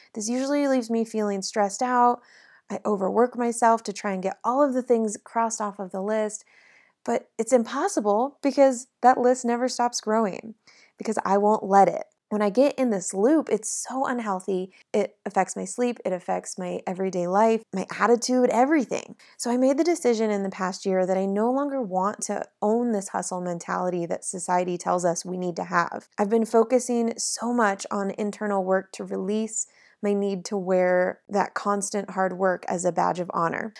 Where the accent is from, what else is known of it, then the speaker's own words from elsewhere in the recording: South Lake Tahoe, California, United States; now in Nashville, United States; my hometown of South Lake Tahoe